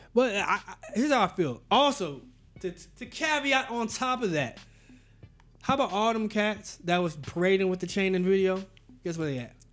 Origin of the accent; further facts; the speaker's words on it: Tallahassee, Florida, United States; also born or lived in Jacksonville; I was born in Jacksonville, raised in Tallahassee